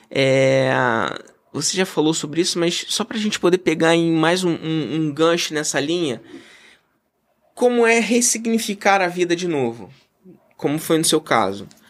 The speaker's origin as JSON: {"language": "Portuguese", "country": "Brazil", "said": "eu sou brasileiro, patriota, é, amo o meu país"}